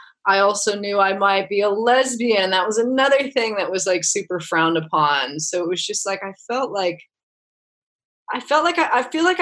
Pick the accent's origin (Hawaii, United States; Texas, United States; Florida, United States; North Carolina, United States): Hawaii, United States; Kauai; growing up in Hawaii